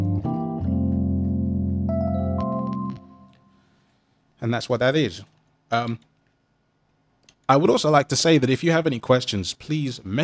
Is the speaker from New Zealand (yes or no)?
no; London, United Kingdom; I come from London